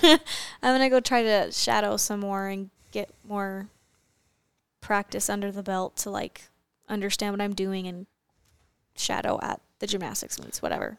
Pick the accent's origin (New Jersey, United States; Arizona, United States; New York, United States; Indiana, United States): Arizona, United States; growing up in Arizona